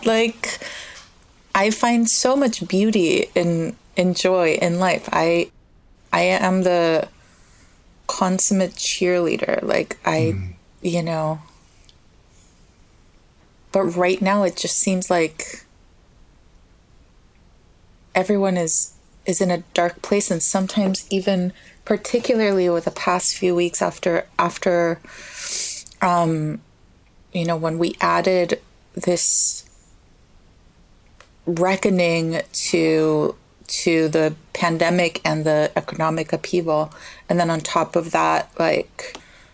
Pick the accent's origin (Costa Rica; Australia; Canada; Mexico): Costa Rica; moved away as an adult; now in United States; I was born and raised in Costa Rica